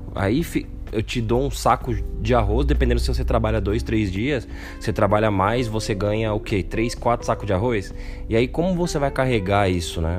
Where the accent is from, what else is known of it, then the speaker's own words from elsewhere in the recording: São Paulo, Brazil; eu morar no Capão Redondo